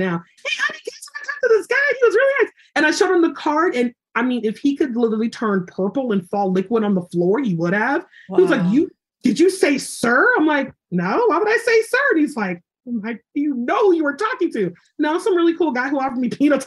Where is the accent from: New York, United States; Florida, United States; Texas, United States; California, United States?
California, United States; Los Angeles; moved away as an adult; also born or lived in South Carolina; I'm from Los Angeles.